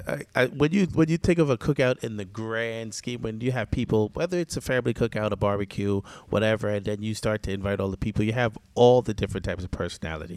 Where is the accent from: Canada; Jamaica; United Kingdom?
Jamaica; I'm Jamaican too